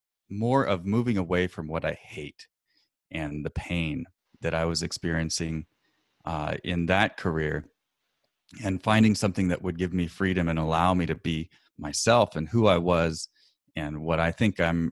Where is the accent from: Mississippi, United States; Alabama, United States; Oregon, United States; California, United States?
Oregon, United States; Portland; where I'm from Portland, Oregon